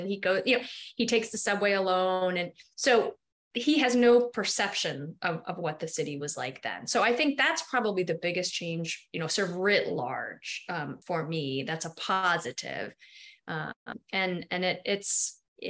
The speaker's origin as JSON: {"language": "English", "town": "New York City", "region": "New York", "country": "United States", "tie": "born or raised there", "said": "I grew up near Union Square"}